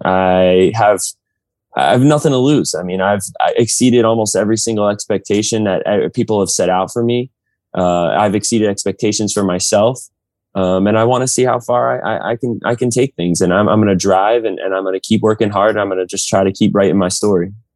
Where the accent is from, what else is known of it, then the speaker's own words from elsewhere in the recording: New Jersey, United States; I was from North Jersey